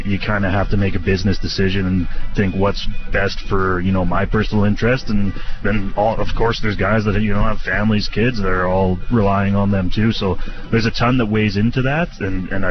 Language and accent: English; Saskatoon, Saskatchewan, Canada; my hometown in Saskatoon here